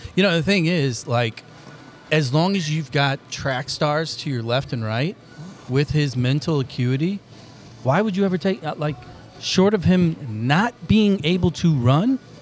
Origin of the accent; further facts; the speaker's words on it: Granite City, Illinois, United States; I grew up in Granite